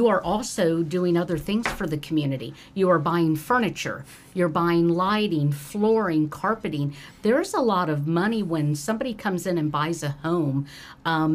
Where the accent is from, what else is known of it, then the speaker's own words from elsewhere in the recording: Dayton, Ohio, United States; I grew up in Belmont